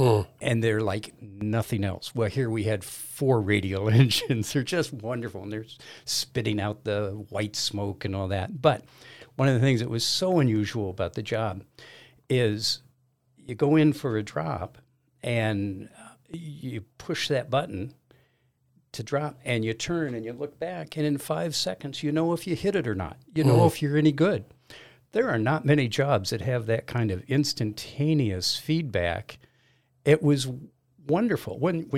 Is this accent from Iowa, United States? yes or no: no; Los Angeles, California, United States; moved away as an adult; also born or lived in Caribbean; I am originally from Los Angeles, left there in, 72 or 4 or something like that. Moved to the Caribbean, worked on sailboats down there for a couple of years